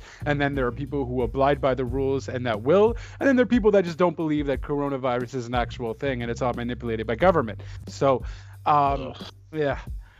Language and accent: English; Canada; I'm Canadian